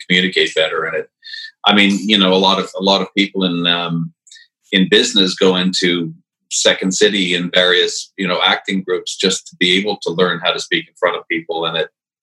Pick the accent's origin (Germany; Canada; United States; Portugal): Canada; Saint-Bruno-de-Montarville, Quebec; moved away as an adult; also born or lived in Montreal / Dorval / Chambly / England; I was born in Montreal in the middle of the last century. And I first lived in Dorval, then moved to a little town outside of, on the south shore, called Chambly, and then finally to St. Bruno, which is also on the South Shore. And I lived there till 1980